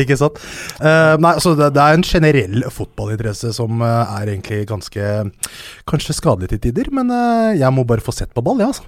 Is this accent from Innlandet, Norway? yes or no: no; Hønefoss, Buskerud, Norway; jeg kommer fra Hønefoss. Jeg kommer fra en bygd som heter Haugsbygd